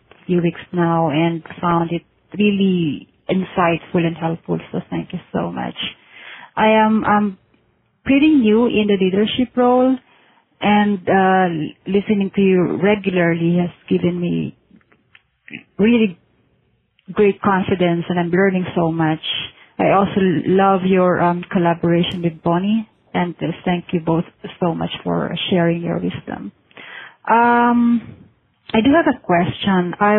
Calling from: Manila, Metro Manila, Philippines; I'm calling from Manila, Philippines.

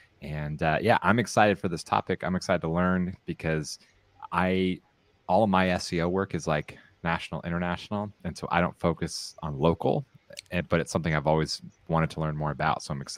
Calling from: San Clemente, California, United States; I'm broadcasting from San Clemente, California, where it is the opposite of Sarah's weather.

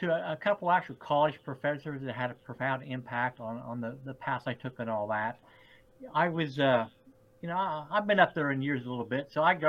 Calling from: Terre Haute, Indiana, United States; So I'm in Terre Haute, Indiana, which is in the Midwest, about 4 hours or so south of Chicago.

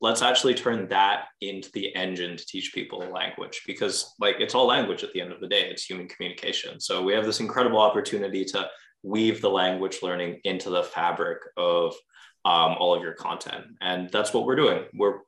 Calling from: Montreal, Quebec, Canada; I'm calling from Montreal, Quebec, here in beautiful Canada.

